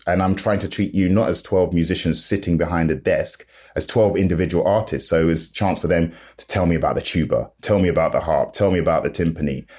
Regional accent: London, United Kingdom; I'm from London, I'm in South London

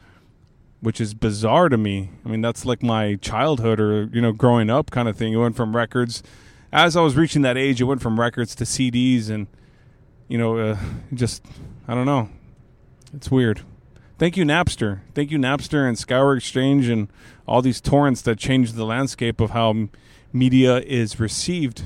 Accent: San Antonio, Texas, United States; I'm from San Antonio. I live over here in this area

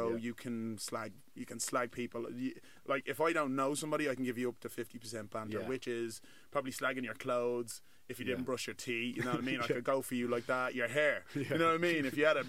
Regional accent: Nigeria; Like you're Turkish, I'm Nigerian, I'm black.

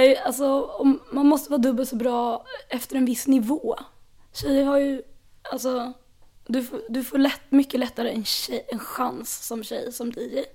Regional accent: Stockholm, Stockholm County, Sweden; jag är ju också född här på Södermalm

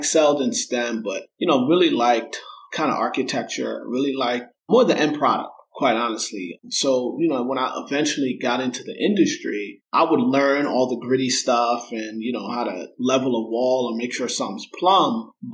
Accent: Mount Vernon, New York, United States; also born or lived in Bronx, New York; I was born in the Bronx, grew up in Mount Vernon, New York, a suburb just north of the city

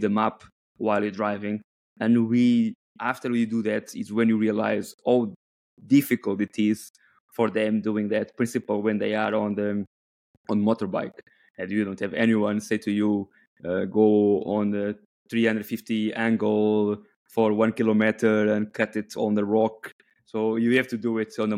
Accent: Coimbra, Centro, Portugal; I'm from Coimbra

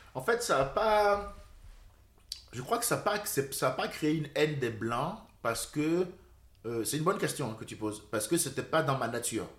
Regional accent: Cotonou, Littoral, Benin; moved away; also born or lived in France; Je suis né au Bénin. Et puis à 6 ans, mon père s'est séparé de ma mère. Il s'est remarié avec une Française blonde rochelaise pupeuse. Et euh, c'est elle qui m'a élevé

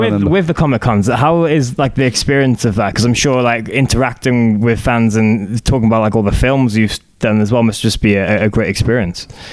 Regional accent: Cardiff, Wales, United Kingdom; I'm Cardiff. I'm from Cardiff

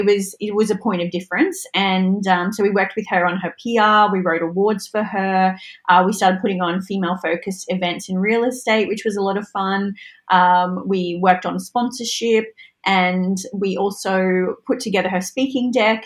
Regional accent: Mackay, Queensland, Australia; I'm from Mackay.

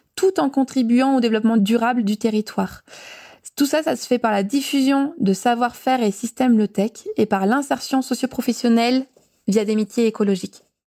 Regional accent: Briançon, Provence-Alpes-Côte d'Azur, France; Briançon, donc ma ville natale

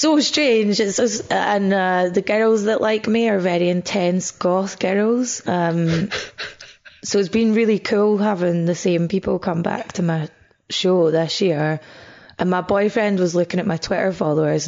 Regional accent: Scotland, United Kingdom; moved away as an adult; also born or lived in Bathgate / Edinburgh; now in England; when you're Scottish and living in England, you'll always be defined as other. Like, I get described as Scottish comedian a lot and I never grew up with a strong sense of Scottishness.

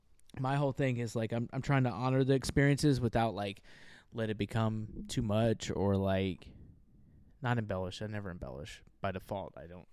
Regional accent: Memphis, Tennessee, United States; Well, I'm from Memphis. That's where I was

